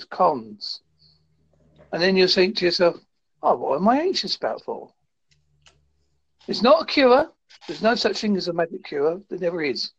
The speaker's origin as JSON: {"language": "English", "country": "United Kingdom", "said": "I'm from the UK."}